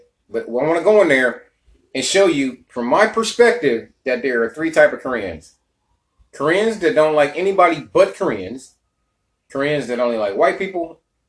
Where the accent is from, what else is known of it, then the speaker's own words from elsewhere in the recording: North Carolina, United States; I told you I was from North Carolina.